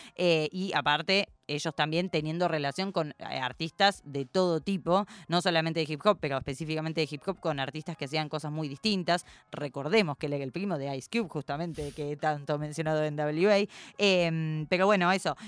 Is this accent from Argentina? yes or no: yes; Argentina; como buena argentina que soy